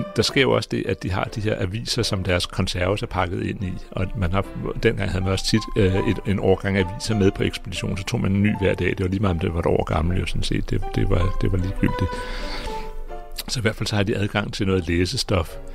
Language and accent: Danish; Greenland; jeg kommer fra Grønland.